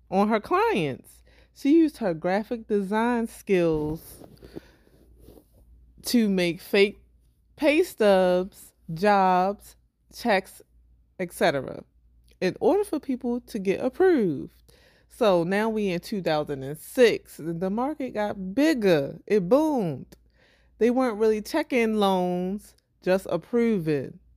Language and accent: English; Baltimore, Maryland, United States; accent: Baltimore; my Baltimore accent